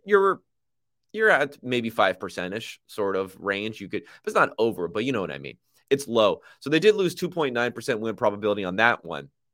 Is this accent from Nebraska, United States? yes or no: no; Southern California, United States; I grew up in Southern California